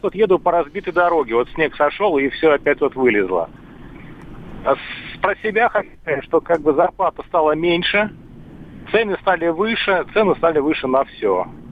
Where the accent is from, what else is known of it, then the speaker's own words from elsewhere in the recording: Ukraine; moved away; я учился на Украине, э, ну, сам украинец, в общем-то, по, скажем, по паспорту, по происхождению.